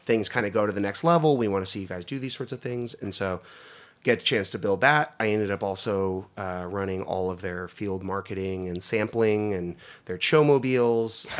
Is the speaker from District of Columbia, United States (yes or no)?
no; Northeast Pennsylvania, United States; moved away; where I grew up in Northeast Pennsylvania